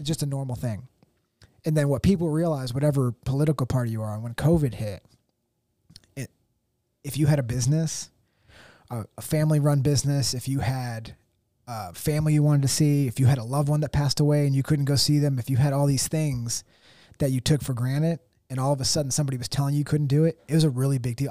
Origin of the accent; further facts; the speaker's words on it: United States; as an American